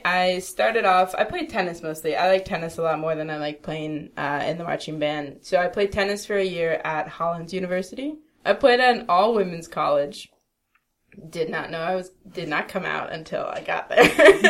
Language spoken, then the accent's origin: English; East Coast, United States; That's what I miss about, like, growing up on the East Coast. New York was 4 hours away. Philly was an hour and a half away.